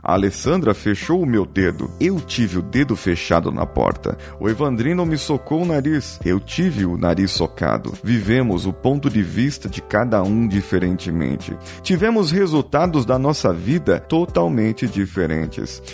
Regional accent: São Paulo, Brazil; Uma pessoa que nasceu na zona leste de São Paulo, como eu, e viveu no tempo da sua infância

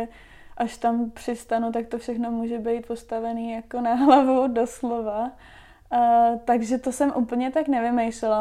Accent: Czechia; moved away as an adult; also born or lived in Wellington, New Zealand; než jsem odjela z Čech, tak jsem vždycky pracovala v kanceláři

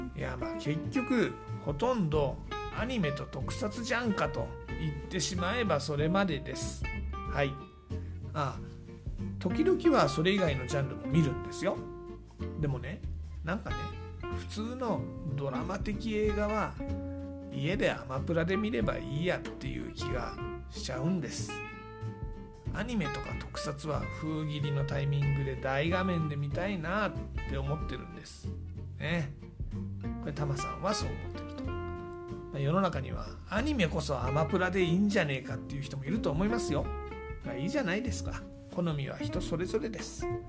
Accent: Kanagawa, Japan; moved away as an adult; also born or lived in Tokyo; now in Yatsugatake, Japan; 神奈川出身なんで

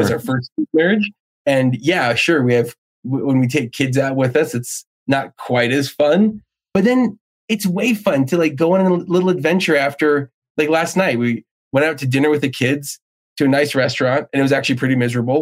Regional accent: New Jersey, United States; I grew up in New Jersey

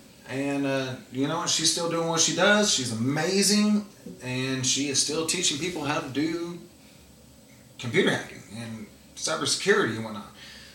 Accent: Fort Leonard Wood, Missouri, United States; also born or lived in Fairbanks, Alaska; I'm actually from Fort Leonard Wood, Missouri, which is an Army base.

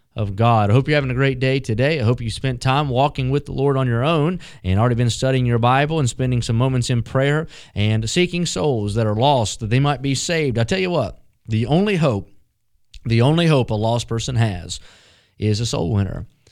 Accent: West Virginia, United States; Growing up in West Virginia

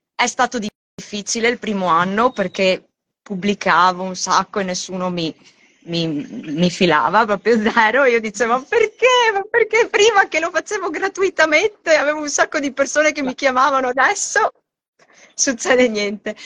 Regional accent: Italy; moved away as an adult; now in Australia; nata e cresciuta in Italia

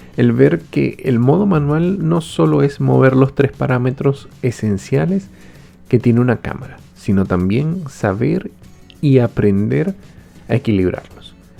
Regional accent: Venezuela; moved away; Soy venezolano y he tenido la oportunidad de vivir en varios países

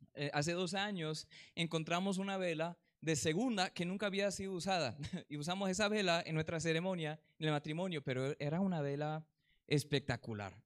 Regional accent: Colombia; aquí en Colombia

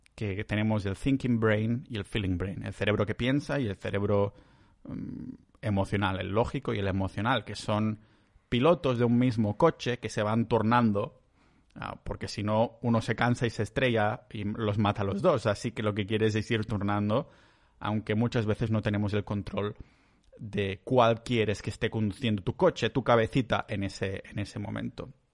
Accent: Catalonia, Spain; yo soy catalán

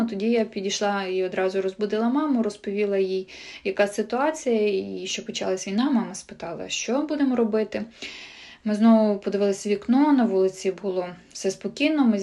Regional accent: Chernihiv, Chernihiv Oblast, Ukraine; now in Kyiv, Ukraine; Живу та працюю в Києві. 24 лютого е, в мене на роботі мав бути вихідний. Я вирішила поїхати до мами. Сама я родом з Чернігова.

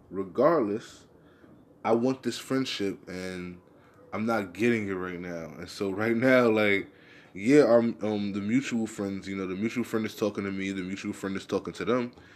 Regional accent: United States; I'm American.

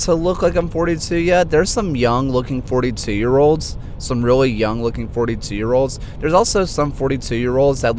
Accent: Alabama, United States; accent: Alabama hick; I sound like every other hick that lives here

